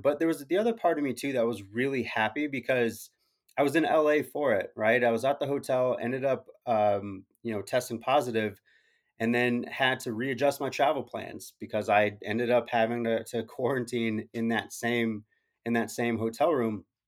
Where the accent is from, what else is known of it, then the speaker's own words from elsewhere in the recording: Arizona, United States; I'm from Arizona